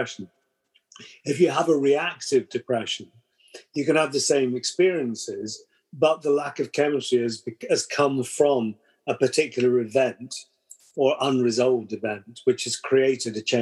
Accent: United Kingdom; we're British

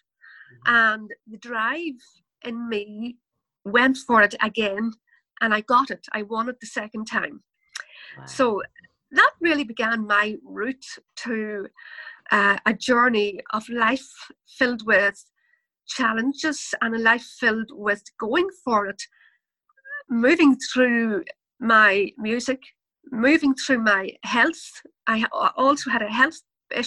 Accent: Ireland; I'm from Ireland, and that probably comes across in my accent, in my dialogue, the way I speak

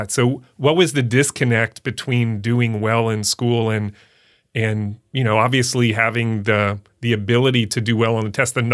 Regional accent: Haines City, Florida, United States; I too am a product of Imperial Polk County. Oh my gosh. I grew up in Haines City.

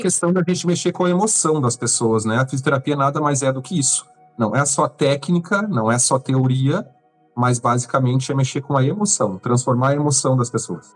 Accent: São Lourenço do Sul, Rio Grande do Sul, Brazil; moved away as an adult; now in Florianópolis, Brazil; cresci em São Lourenço, toda a minha adolescência e agora há cinco anos em Floripa.

